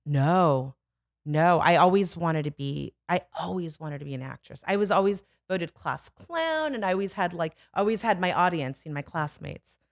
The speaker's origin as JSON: {"language": "English", "town": "Los Angeles", "region": "California", "country": "United States", "tie": "born or raised there", "also_born_or_lived": "Burbank / Studio City", "said": "I'm born and raised, I'm born in Burbank and raised in the Valley"}